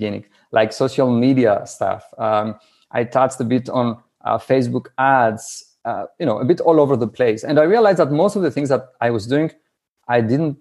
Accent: Greece; English is a second language; I'm from Greece.

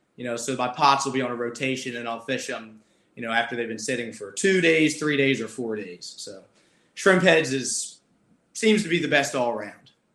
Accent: Maryland, United States; I grew up in Maryland

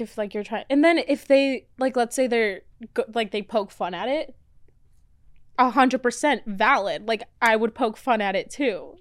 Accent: Florida, United States; also born or lived in Mexico; now in Los Angeles, United States; I was born in Mexico, and then grew up in Florida. Then I came here.

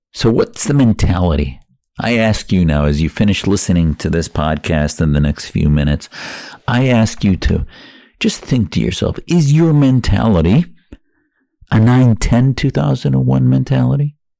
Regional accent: Wisconsin, United States; now in Arizona, United States; I felt I could practice my faith more freely in America growing up in Wisconsin and now in Arizona

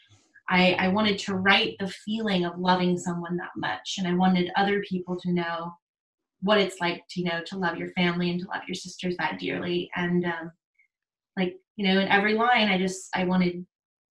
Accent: New Orleans, Louisiana, United States; I grew up in New Orleans

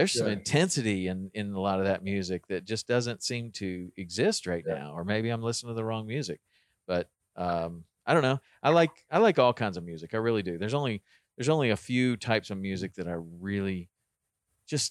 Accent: the South, United States; I grew up in the South too.

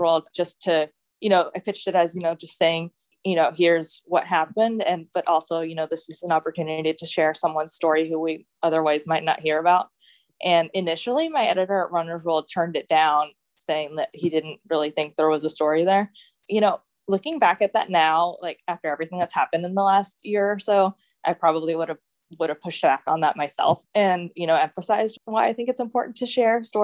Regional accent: Houston, Texas, United States; moved away as an adult; also born or lived in New York City; the predominantly white neighborhood that I grew up in here in Houston

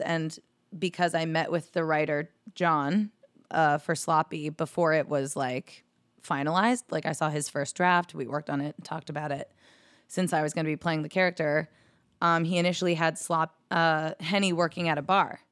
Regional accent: New Jersey, United States; moved away as an adult; now in New York City, United States; living in New Jersey, close to my hometown

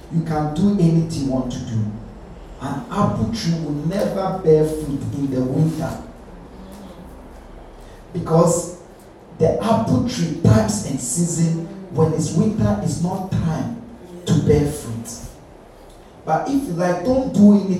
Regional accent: Ghana; now in United Kingdom; Where I grew up in Ghana

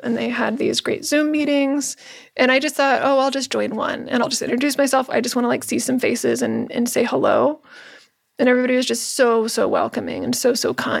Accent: Houston, Texas, United States; My husband and I grew up in the Houston area. We met in high school at Cyfair High School.

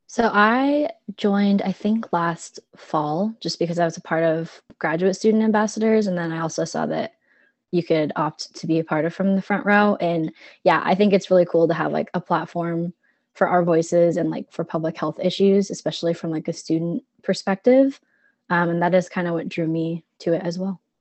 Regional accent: Cedar Rapids, Iowa, United States; I'm from Cedar Rapids, so not quite as far um, as Little Chute

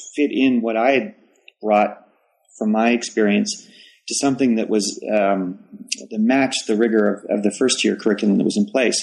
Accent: Toronto, Ontario, Canada; moved away as an adult; also born or lived in Waterloo, Canada / Ames, Iowa, United States; now in Charlotte, United States; I'm originally from Toronto

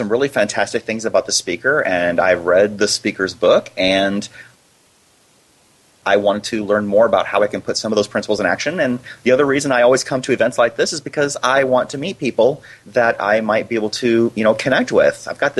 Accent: Iowa, United States; now in Arizona, United States; No, I grew up in Iowa.

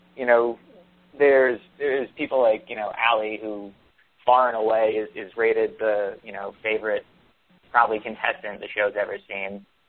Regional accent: Long Island, New York, United States; growing up on Long Island

